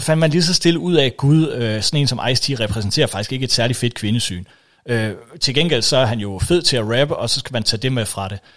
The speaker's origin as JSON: {"language": "Danish", "country": "Denmark", "said": "vi jo stadigvæk betragter os, øh, i hvert fald som danskere"}